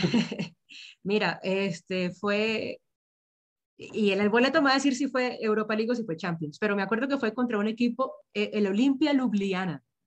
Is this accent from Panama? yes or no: no; Venezuela; also born or lived in Liverpool; now in Bogotá, Colombia; yo vivo en Bogotá, soy de Venezuela, pero vivo en Bogotá